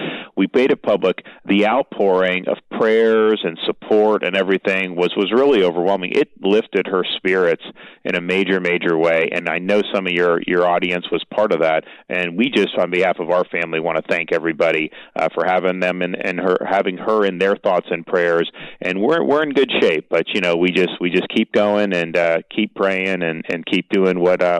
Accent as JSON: {"language": "English", "region": "Florida", "country": "United States", "tie": "born or raised there", "said": "I'm born and raised in Florida"}